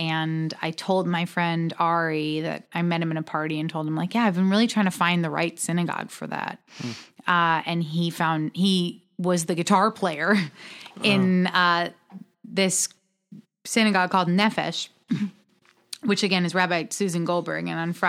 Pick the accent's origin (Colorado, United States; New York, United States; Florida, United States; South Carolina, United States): New York, United States; now in Los Angeles, United States; I got to Los Angeles, and I'm from New York and have lived my whole life in New York.